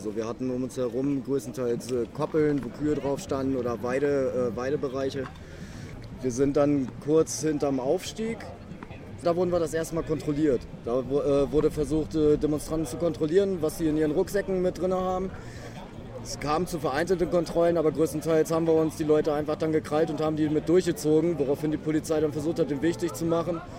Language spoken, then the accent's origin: German; Hamburg, Germany; ich komme aus Hamburg